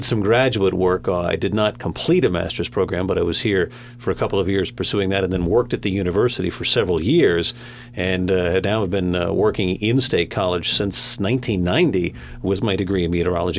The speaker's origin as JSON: {"language": "English", "region": "Connecticut", "country": "United States", "also_born_or_lived": "State College, Pennsylvania", "moved": "as an adult", "said": "I came to Penn State from Connecticut."}